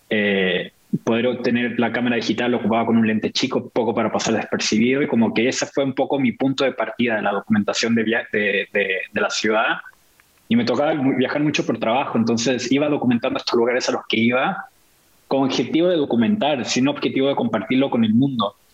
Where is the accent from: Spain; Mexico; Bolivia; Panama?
Mexico; also born or lived in Argentina / Venezuela / Brazil; si bien mi familia es de Chile, nací en Argentina, vivimos en Venezuela por mucho tiempo, en, en el, en el en México, por gran parte de mi infancia, Brasil